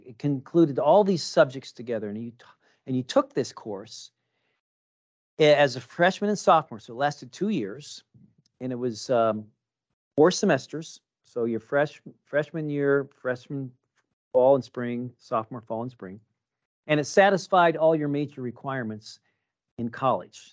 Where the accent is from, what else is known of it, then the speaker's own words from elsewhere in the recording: Kansas City, United States; I grew up in Kansas City